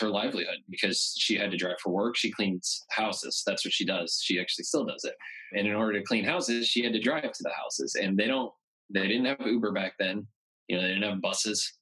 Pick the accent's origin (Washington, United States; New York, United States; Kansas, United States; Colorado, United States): Kansas, United States; Augusta; now in Lawrence, United States; I was born and raised in Augusta, Kansas, a small town down by Wichita.